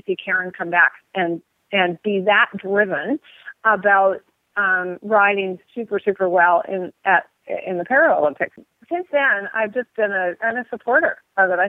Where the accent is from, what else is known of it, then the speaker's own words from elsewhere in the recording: British Columbia, Canada; moved away; I grew up in British Columbia, Canada.